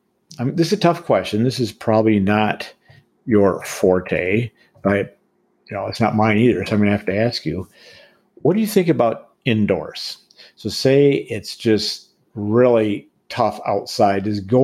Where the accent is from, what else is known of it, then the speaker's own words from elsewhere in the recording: Boulder, Colorado, United States; my hometown of Boulder, Colorado